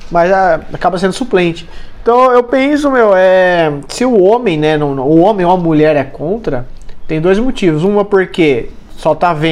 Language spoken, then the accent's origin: Portuguese; Jundiaí, São Paulo, Brazil; na Revolução de 32 eu sou, eu sou bem paulista e bem jundiaense.